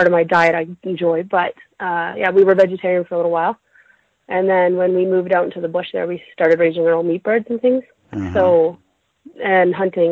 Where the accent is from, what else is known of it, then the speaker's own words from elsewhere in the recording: Yukon, Canada; also born or lived in northern British Columbia; now in Alberta, Canada; I grew up in the Yukon, which is like northern Canada, and we lived off-grid.